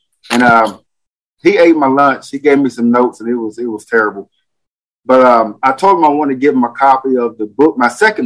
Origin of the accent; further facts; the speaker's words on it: Longview, Texas, United States; moved away as an adult; now in Evansville, United States; I'm in southern Indiana, a city called Evansville, but I'm originally from Longview, Texas